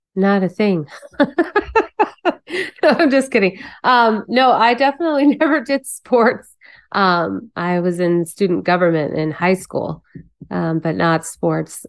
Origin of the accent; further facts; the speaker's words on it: Phoenix, Arizona, United States; we grew up in Phoenix, so we had a great time here. That's why I stayed